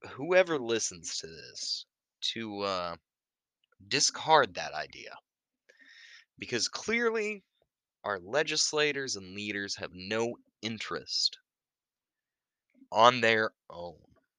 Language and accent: English; Deep South, United States; I was raised in the Deep South. I'm from a hunting community.